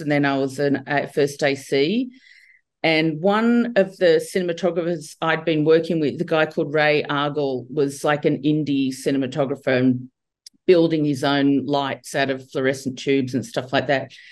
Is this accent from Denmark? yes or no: no; Australia; I grew up in Australia